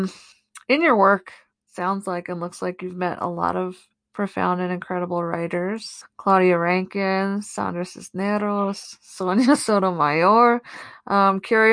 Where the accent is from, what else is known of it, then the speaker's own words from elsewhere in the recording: East Coast, United States; I was raised on the East Coast